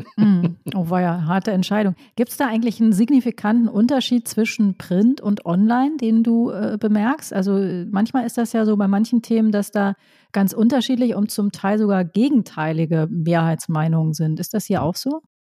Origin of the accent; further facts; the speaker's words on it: Rhineland, Germany; ich bin ja auch im Rheinland groß geworden